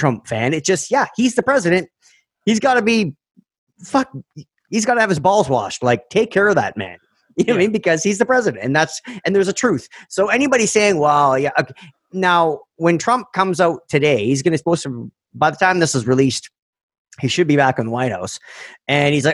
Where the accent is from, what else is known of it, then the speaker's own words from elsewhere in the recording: Canada; We're Canadian